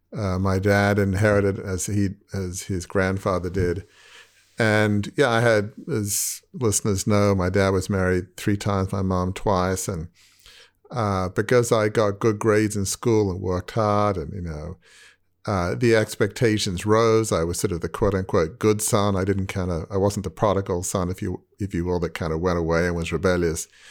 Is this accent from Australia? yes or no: yes; Australia; growing up in a large family media business in Australia